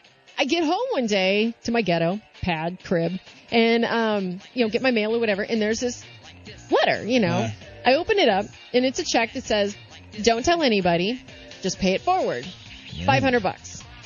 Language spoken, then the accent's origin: English; St. Louis, Missouri, United States; moved away; also born or lived in San Francisco / Oakland; I'm originally from St. Louis.